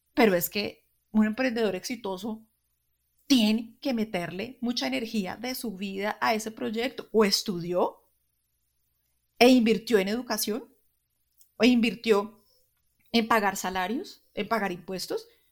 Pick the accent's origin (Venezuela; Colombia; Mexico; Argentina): Colombia; nosotros somos colombianos y al estar en Colombia